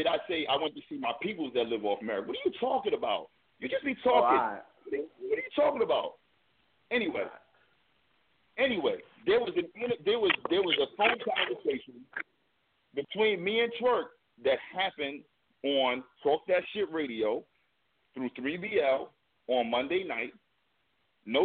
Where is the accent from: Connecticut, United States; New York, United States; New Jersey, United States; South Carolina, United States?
New York, United States; Brooklyn; born there; I was born in Brooklyn.